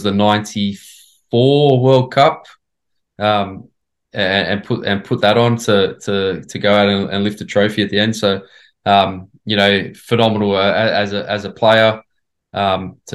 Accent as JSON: {"language": "English", "country": "Australia", "tie": "born or raised there", "said": "as an Australian growing up"}